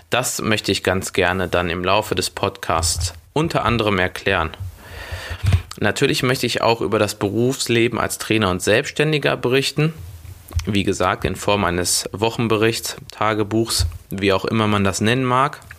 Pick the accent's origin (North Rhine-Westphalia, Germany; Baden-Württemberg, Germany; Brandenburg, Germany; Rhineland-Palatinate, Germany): North Rhine-Westphalia, Germany; Schwelm; born there; Ich bin 29 Jahre jung, bin Portugiese und Brasilianer, gebürtiger Schwelmer, Nähe Wuppertal